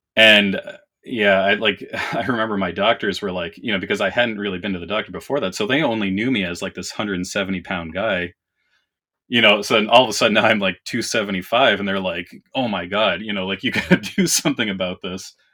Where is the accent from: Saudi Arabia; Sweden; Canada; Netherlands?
Canada; now in Minnesota, United States; I was born and raised in Canada. I live in Minnesota now